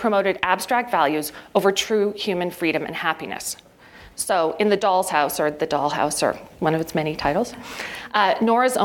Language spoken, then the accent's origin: English; Ottawa, Ontario, Canada; I grew up in Ottawa, the most passive-aggressive place in the universe.